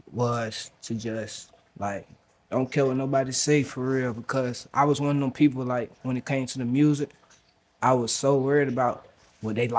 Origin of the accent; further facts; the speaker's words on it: Roanoke Rapids, North Carolina, United States; I'm from Roanoke Rapids, North Carolina